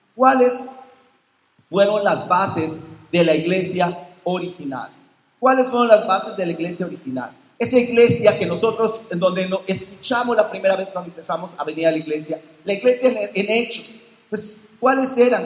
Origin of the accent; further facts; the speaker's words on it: Mexico; moved away; soy mexicano, me bauticé en México